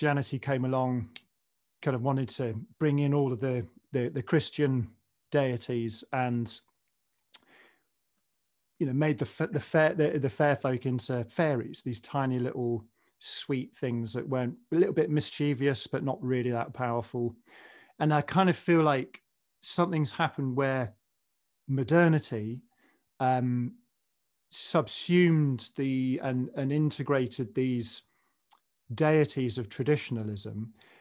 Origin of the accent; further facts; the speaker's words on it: England, United Kingdom; as a kid growing up in the 70s and 80s in England